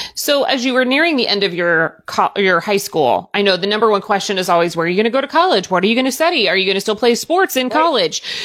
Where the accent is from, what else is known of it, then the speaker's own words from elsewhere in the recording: Southern Indiana, United States; I grew up in Southern Indiana